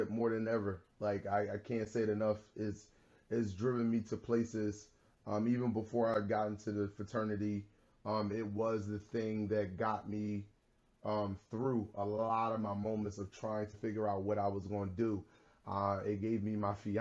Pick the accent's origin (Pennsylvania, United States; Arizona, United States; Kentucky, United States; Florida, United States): Pennsylvania, United States; Philadelphia; I was a kid who grew up in a neighborhood in pretty much the North Philadelphia section. I grew up in Logan